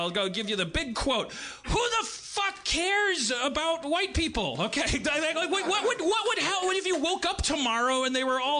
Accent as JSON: {"language": "English", "town": "Bronx", "region": "New York", "country": "United States", "said": "But hey, I'm from the Bronx."}